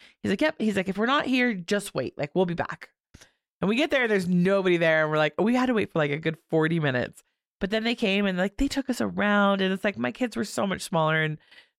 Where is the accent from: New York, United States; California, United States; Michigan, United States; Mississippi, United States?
California, United States; No comment. I can't say it because I'm from California.